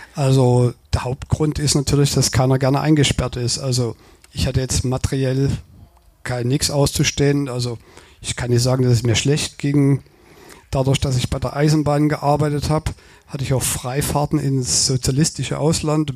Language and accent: German; Radebeul, Saxony, Germany; moved away as an adult; Gebürtig komme ich aus Radebeul, das ist die Nachbarstadt von Dresden